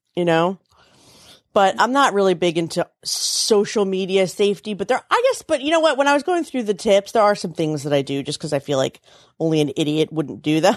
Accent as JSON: {"language": "English", "town": "Frederick", "region": "Maryland", "country": "United States", "tie": "born or raised there", "said": "I grew up in Frederick, Maryland"}